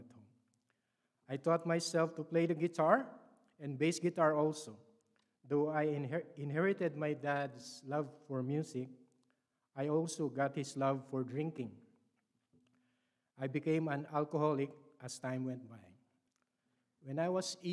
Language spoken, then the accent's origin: English; Philippines; English is a second language; moved away; I was born in the Philippines and raised as a Roman Catholic